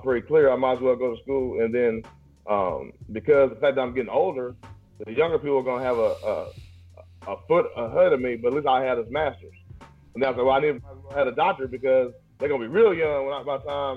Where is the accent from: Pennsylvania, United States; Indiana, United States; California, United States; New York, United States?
Indiana, United States; Indianapolis; also born or lived in Springfield, Illinois; I'm not a native Indianapolis person, but I'm from Nap